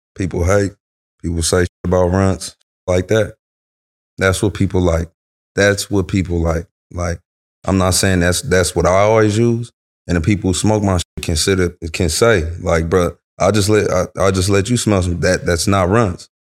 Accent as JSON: {"language": "English", "town": "Omaha", "region": "Nebraska", "country": "United States", "also_born_or_lived": "Los Angeles, California", "moved": "yes", "lives_now": "California, United States", "said": "I'm from Omaha, Nebraska"}